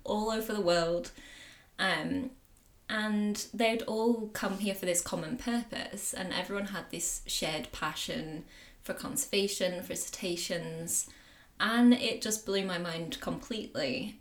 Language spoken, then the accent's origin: English; the Pennines, North West England, United Kingdom; also born or lived in Indonesia; I grew up in the Pennines in the northwest of England.